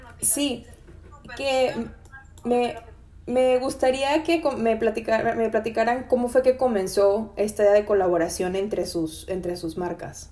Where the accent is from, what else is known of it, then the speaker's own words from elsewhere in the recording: Mexico; Soy mexicana